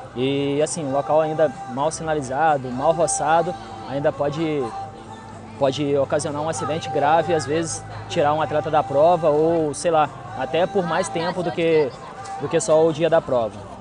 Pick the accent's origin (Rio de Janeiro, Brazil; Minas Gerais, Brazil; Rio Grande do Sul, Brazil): Rio de Janeiro, Brazil; Nova Friburgo; sou de Nova Friburgo, categoria sub-40